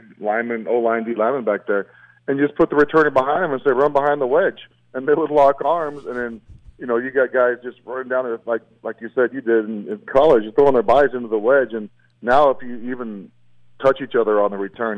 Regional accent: Lovington, New Mexico, United States; where I grew up in Lovington.

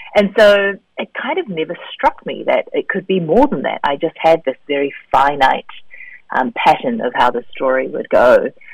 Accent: New Zealand; also born or lived in South Korea; having grown up in New Zealand as a Korean kid. I was born in Korea and moved to New Zealand when I was three

